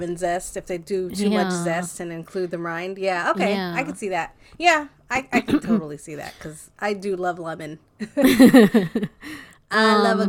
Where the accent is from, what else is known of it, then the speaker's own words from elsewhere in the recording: Montebello, California, United States; Well, I grew up in Montebello, and we had the same thing.